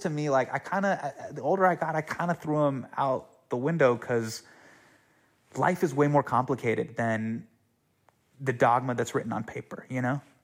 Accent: California, United States; born or raised there

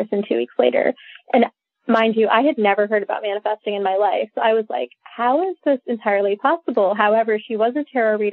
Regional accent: India; I was born in India. I've been raised Hindu.

